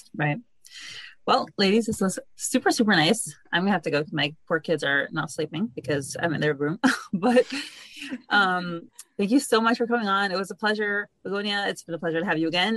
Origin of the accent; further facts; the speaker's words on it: New York City, New York, United States; I grew up in Brooklyn, New York